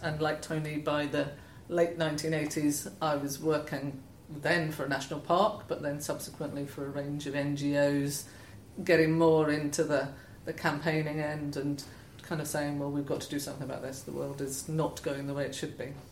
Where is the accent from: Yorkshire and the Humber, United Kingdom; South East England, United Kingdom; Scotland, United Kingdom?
Scotland, United Kingdom; moved away as an adult; also born or lived in Wales; I grew up in Scotland, so quite a different background, and moved to Wales after I left university